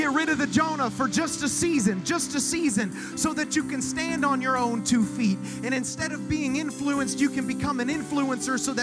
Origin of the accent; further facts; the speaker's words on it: Okeechobee, Florida, United States; now in Vero Beach, United States; I'm born and raised in Okeechobee, Florida